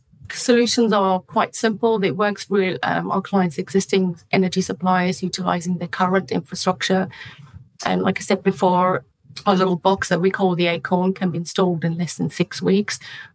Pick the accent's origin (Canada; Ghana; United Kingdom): United Kingdom; it can help my home country and, you know, develop solutions in the UK and in Europe